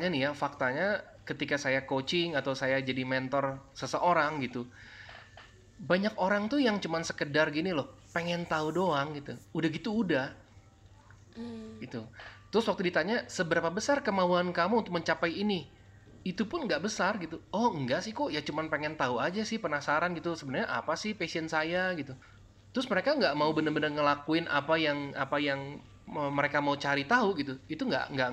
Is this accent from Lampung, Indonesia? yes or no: no; Cianjur, West Java, Indonesia; now in Jakarta, Indonesia; kan saya kerja di Sukabumi uh, kampung saya kan {S0} di hmm. Cianjur